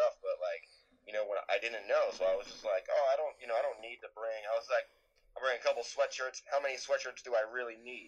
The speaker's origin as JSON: {"language": "English", "town": "New York City", "region": "New York", "country": "United States", "tie": "born or raised there", "also_born_or_lived": "Los Angeles", "moved": "as an adult", "said": "I'm born and raised in New York, lived in New York my whole life"}